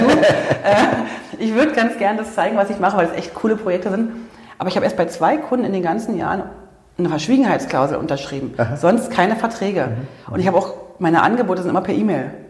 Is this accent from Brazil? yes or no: no; East Germany, Germany; moved away; Also ich bin ja aus dem Osten, ne? ich bin ja ein Ostkind.